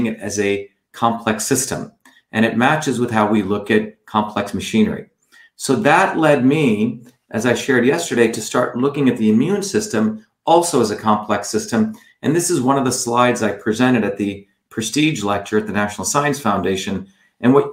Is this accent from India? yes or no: yes; India; moved away; I went back to India